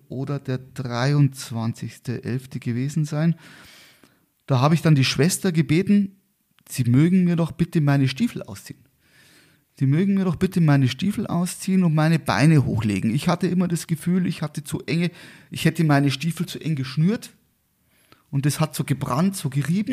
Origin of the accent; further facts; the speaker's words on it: Garmisch-Partenkirchen, Bavaria, Germany; also born or lived in Murnau; ich bin hier in Garmisch-Partenkirchen geboren, äh, lebe eigentlich auch seitdem in Garmisch-Partenkirchen mit einer kleinen Unterbrechung von eineinhalb Jahren.